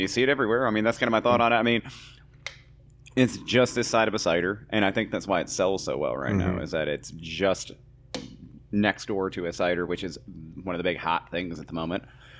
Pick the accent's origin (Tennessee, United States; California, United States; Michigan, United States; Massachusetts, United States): Michigan, United States; I grew up in Michigan, which is right across, you know, from Canada.